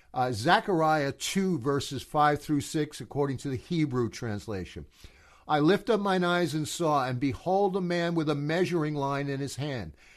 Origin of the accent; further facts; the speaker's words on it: United States; as an American